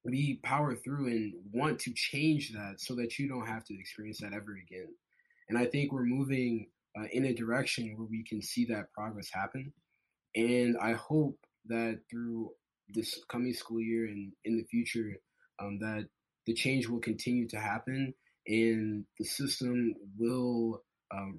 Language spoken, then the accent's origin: English; Chicago, Illinois, United States; moved away as an adult; now in Washington, D.C., United States; I'm from Chicago